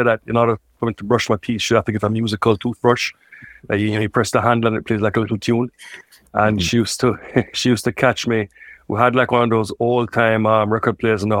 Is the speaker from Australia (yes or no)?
no; Kingston, Jamaica; I grew up in Kingston, Jamaica